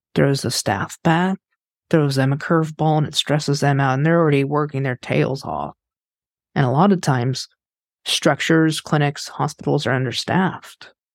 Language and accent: English; Kansas, United States; I'm from Kansas